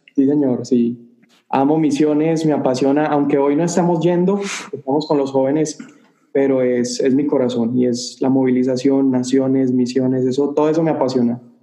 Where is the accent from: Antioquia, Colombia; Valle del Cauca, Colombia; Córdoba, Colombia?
Antioquia, Colombia; Medellín; now in El Paso, United States; yo soy colombiano de Medellín, Colombia, la ciudad más hermosa del mundo